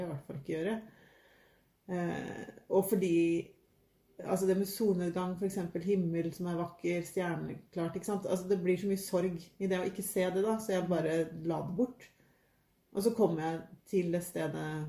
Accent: Trøgstad, Viken, Norway; now in Våle, Norway; Jeg har vokst opp i Trøgstad i Østfold

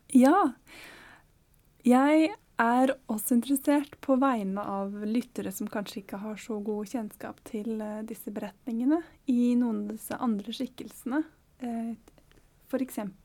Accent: Oslo, Norway; Jeg vokste faktisk opp i Sørkedalen.

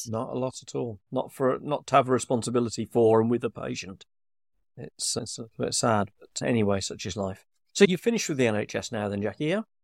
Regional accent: United Kingdom; we're being so British here

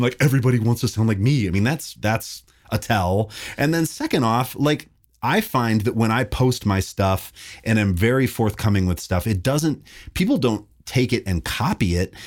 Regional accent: Kalispell, Montana, United States; I grew up in Montana, this little town called Kalispell.

